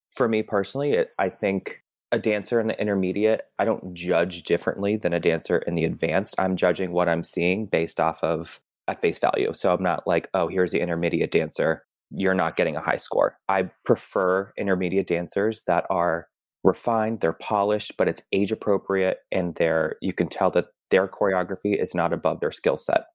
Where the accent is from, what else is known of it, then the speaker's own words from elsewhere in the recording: Massachusetts, United States; moved away as an adult; also born or lived in Tucson, Arizona / Chicago; now in New York, United States; I grew up in Massachusetts and training outside of Worcester